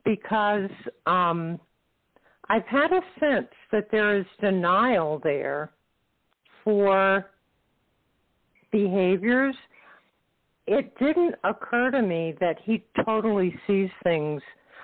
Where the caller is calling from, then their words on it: Florida, United States; From Florida.